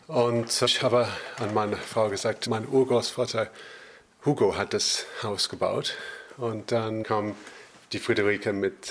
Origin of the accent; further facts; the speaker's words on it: Northern England, United Kingdom; German is a second language; wir hatten immer Tannenbaum als Kind in Nordengland